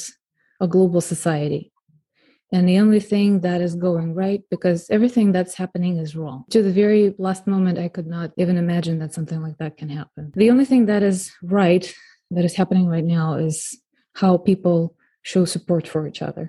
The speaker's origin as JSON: {"language": "English", "region": "Moscow", "country": "Russia", "tie": "born or raised there", "moved": "yes", "lives_now": "San Diego, United States", "said": "I grew up in Russia myself, in Moscow"}